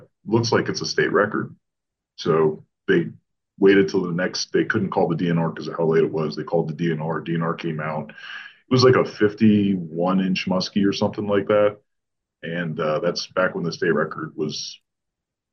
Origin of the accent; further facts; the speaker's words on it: Florida, United States; moved away; also born or lived in Ontario; my brother and I grew up fishing in Florida.